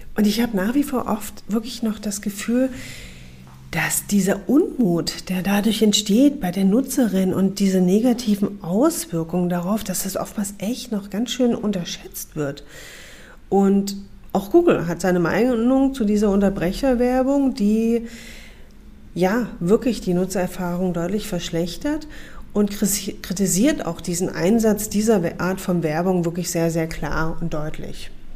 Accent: Saxony, Germany; moved away; Ich bin in Sachsen geboren und aufgewachsen und seit zehn Jahren wieder zurück in meine Heimat

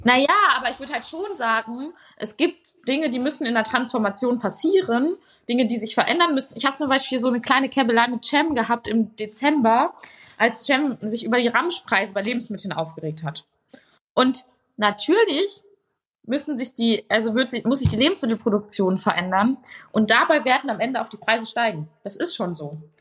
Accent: Ruhr area, North Rhine-Westphalia, Germany; ich komme halt auch aus dem Ruhrgebiet

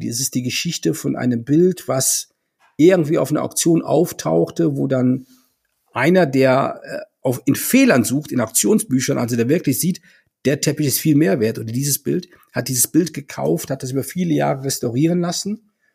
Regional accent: Düren, Jülich, Euskirchen area, North Rhine-Westphalia, Germany; moved away; bei den Vereinigten Industrieverbänden Düren, Jülich, Euskirchen in meiner alten Heimat.

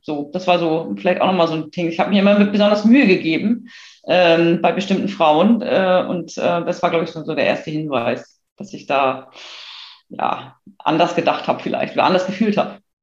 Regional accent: a small town in northern Germany, Germany; Ich bin in einer norddeutschen Kleinstadt aufgewachsen

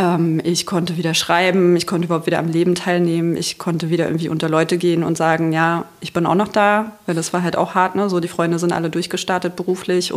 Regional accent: Magdeburg, Saxony-Anhalt, Germany; ich komme aus Magdeburg

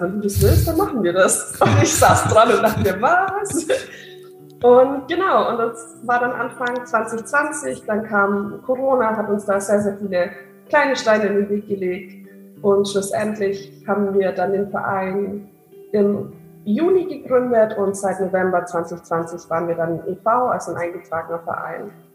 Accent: near Augsburg, Bavaria, Germany; moved away as an adult; now in Maastricht, Netherlands; ich komme eigentlich aus der Nähe von Augsburg

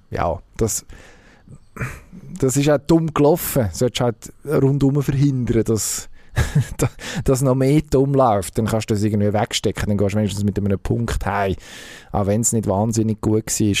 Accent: Switzerland; dann also da können wir uns als Schweizer, als, als Fußballnation Schweiz im Moment natürlich schon strecken.

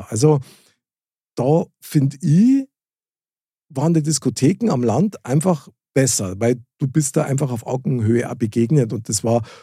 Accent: Munich, Bavaria, Germany; ich bin direkt in der Stadtmitte aufgewachsen von München. Also tatsächlich in der Nähe vom Stiegelmeierplatz. Ja. Und bin dann aus München äh, rausgegangen.

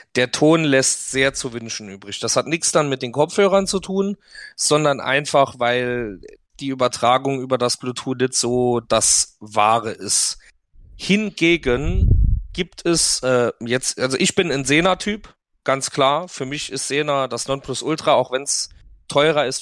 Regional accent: Saarland, Germany; bei uns im Saarland sagt man rumgeschnust

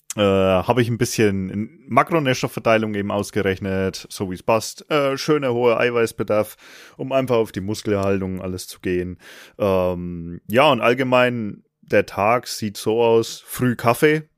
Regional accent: Franconia, Bavaria, Germany; accent: rolled R (Franconian); ich komme aus Franken. Das ist das, äh, der Ort mit dem rollenden R

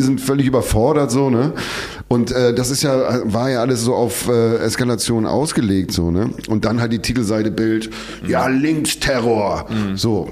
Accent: Hamburg, Germany; als Hamburger

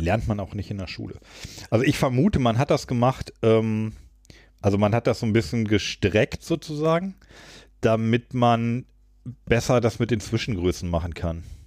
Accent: Burgwedel, Lower Saxony, Germany; meinem Heimatdorf Großburg-Wedel. Da kommt Rossmann her.

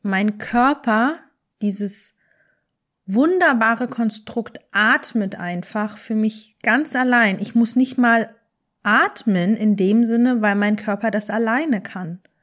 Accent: Germany; Wir sind in Deutschland aufgewachsen

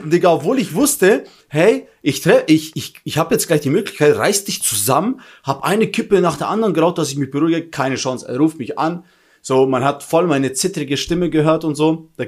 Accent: Albania; wir sind auch Albaner, komm schon.

